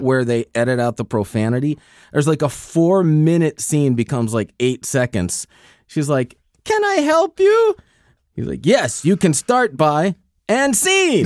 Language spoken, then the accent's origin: English; New Jersey, United States; I'm from New Jersey.